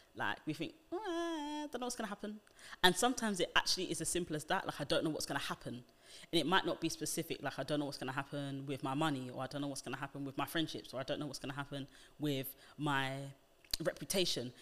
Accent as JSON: {"language": "English", "country": "United Kingdom", "said": "being black British is a very different identity to that, um, just because of how we live, the nuances in our speech"}